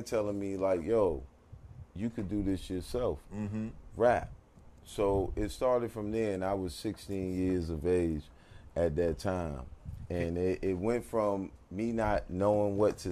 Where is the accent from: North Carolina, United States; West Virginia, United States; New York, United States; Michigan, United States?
New York, United States; New York City; moved away; also born or lived in the South (US); I'm from New York originally. I'm from Harlem.